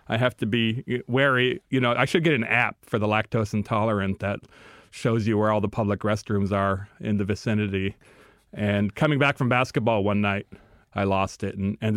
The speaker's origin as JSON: {"language": "English", "country": "United States", "said": "as a Native American"}